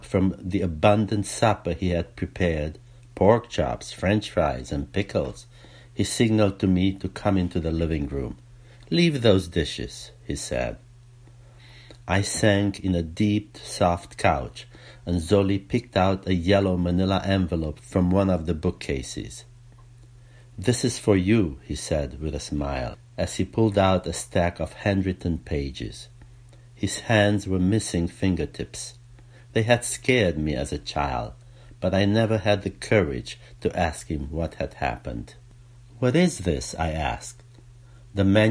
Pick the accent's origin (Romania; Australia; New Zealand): Romania; now in United States; growing up in Romania